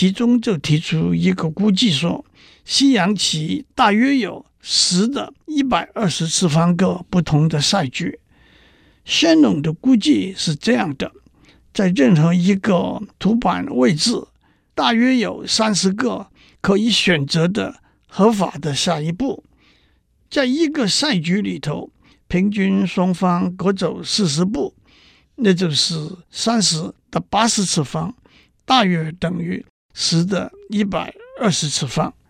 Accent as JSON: {"language": "Chinese", "country": "China", "said": "讲到这里，让我指出，我们中国人的智慧也不在西方之下。"}